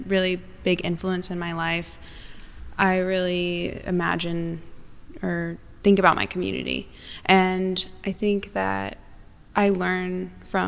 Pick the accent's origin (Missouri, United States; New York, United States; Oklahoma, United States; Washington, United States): Oklahoma, United States; Norman; now in Tulsa, United States; I am from Norman, Oklahoma, and I currently live on the Muscogee Creek Reservation in Tulsa, Oklahoma